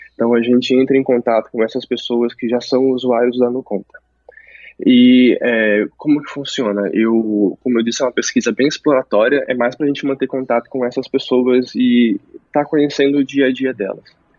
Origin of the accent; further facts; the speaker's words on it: Santos, São Paulo, Brazil; also born or lived in Rondônia; now in São Paulo, Brazil; lá onde eu cresci, em Santos, não tinha faculdade de design